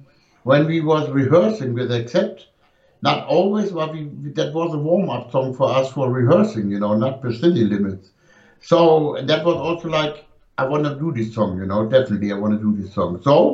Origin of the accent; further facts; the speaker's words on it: Germany; first language German; English is a second language; German language is very hard, you know, and the words are coming out different.